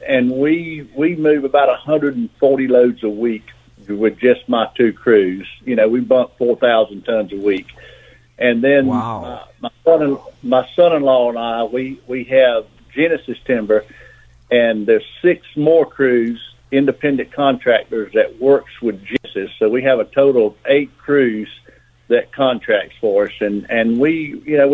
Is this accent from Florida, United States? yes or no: yes; South Georgia, North Florida, United States; I'm from North Florida, South Georgia. Live in Florida now